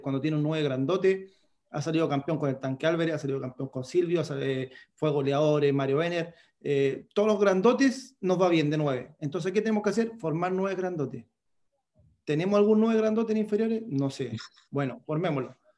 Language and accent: Spanish; Concón, Valparaíso, Chile; Yo soy de Concón